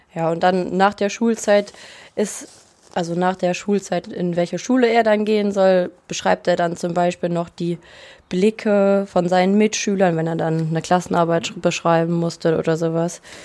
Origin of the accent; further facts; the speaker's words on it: Rösrath, North Rhine-Westphalia, Germany; Und ich komme aus Rüßrath, aus dem Bergischen Land